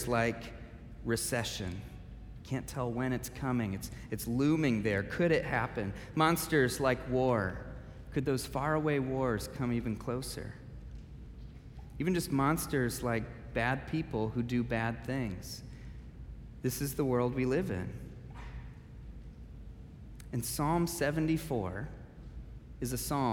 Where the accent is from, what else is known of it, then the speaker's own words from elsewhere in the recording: Michigan, United States; now in Wheaton, United States; I grew up in Michigan